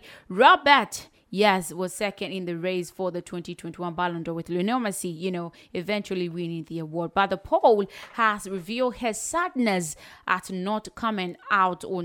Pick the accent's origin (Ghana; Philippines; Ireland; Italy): Ghana; as a Ghanaian